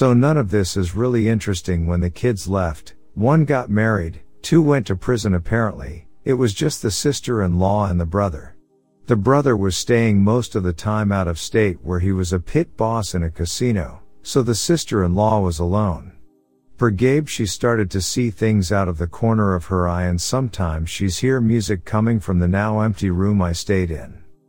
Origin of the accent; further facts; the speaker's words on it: New Jersey, United States; I grew up in New Jersey.